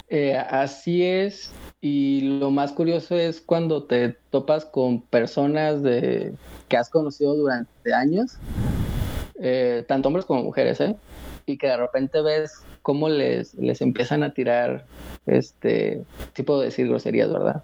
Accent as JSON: {"language": "Spanish", "country": "Mexico", "also_born_or_lived": "Aguascalientes", "said": "De México. Yo estoy en Aguascalientes"}